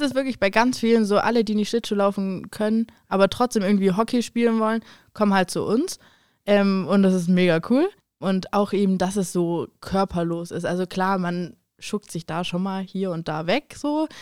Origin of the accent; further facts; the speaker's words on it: Germany; Bei uns in Deutschland